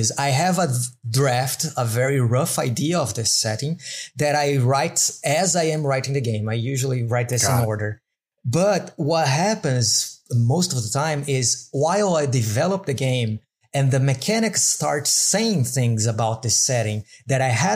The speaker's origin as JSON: {"language": "English", "country": "Brazil", "also_born_or_lived": "Madeira Island", "second_language": "English", "moved": "yes", "lives_now": "Madeira, Portugal"}